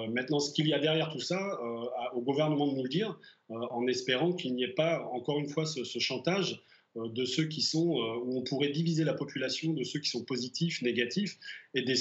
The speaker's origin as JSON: {"language": "French", "country": "France", "moved": "yes", "lives_now": "Bratislava, Slovakia", "said": "tant que Français"}